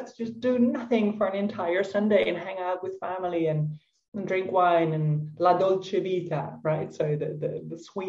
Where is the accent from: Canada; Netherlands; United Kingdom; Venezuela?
Netherlands; moved away as an adult; also born or lived in Tuscany, Italy; now in Italy; I'm Dutch, I'm from the Netherlands